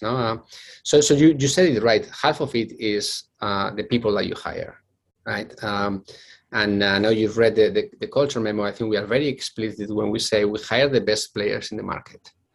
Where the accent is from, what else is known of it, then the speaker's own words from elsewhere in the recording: Bilbao, Basque Country, Spain; accent: Spanish; English is a second language; moved away as an adult; I come from Spain, which probably you can guess from my very thick uh, Spanish uh, accent. Uh, so I'm originally from Bilbao.